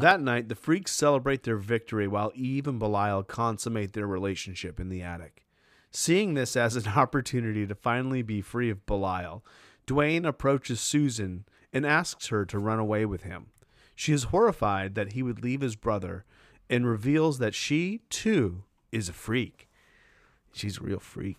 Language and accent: English; Maine, United States; moved away; I'm from Maine